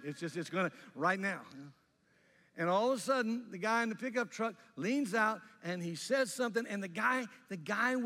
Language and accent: English; Mississippi, United States; I grew up in Mississippi